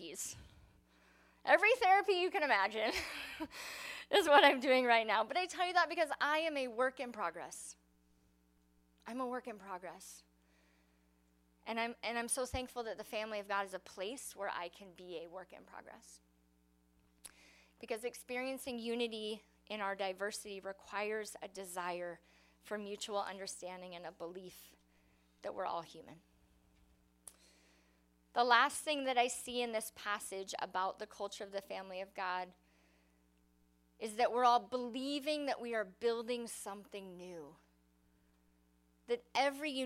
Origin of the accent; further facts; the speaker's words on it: United States; I love being an American.